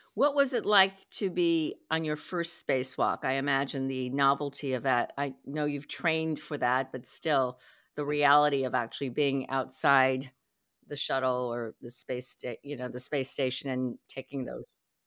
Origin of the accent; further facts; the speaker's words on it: United States; I'm Chinese American